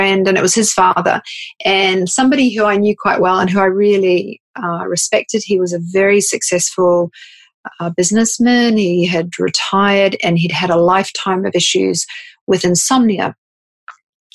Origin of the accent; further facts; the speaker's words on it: New Zealand; moved away as an adult; also born or lived in Sydney, Australia; I grew up in New Zealand, and had work experience, I moved to Sydney, Australia